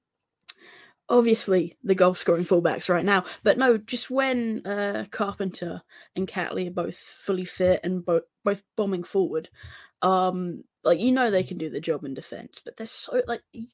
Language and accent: English; England, United Kingdom; I'm English